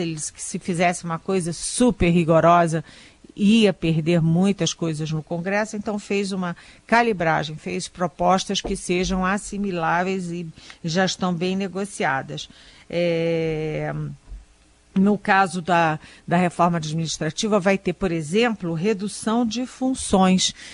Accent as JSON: {"language": "Portuguese", "country": "Brazil", "said": "como brasileira"}